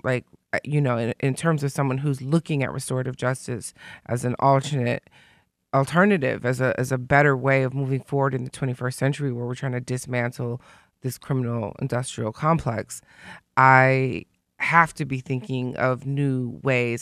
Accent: Detroit, Michigan, United States; because I'm from Detroit, and Detroit and Chicago aren't like L A and New York

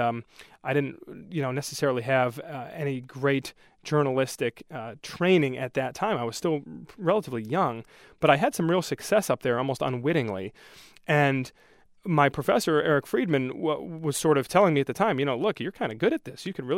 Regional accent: Brighton, Michigan, United States; also born or lived in Livonia, United States; Sure. Well, I grew up in Brighton. For the most part, I spent a few years in Livonia when I was younger, but we moved to Brighton when I was in first grade

